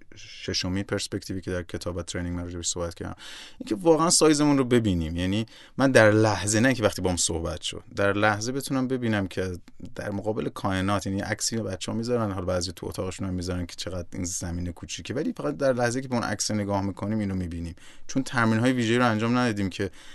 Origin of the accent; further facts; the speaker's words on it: Iran; moved away; also born or lived in Nigeria; من در جایی که ایران به دنیا آمدم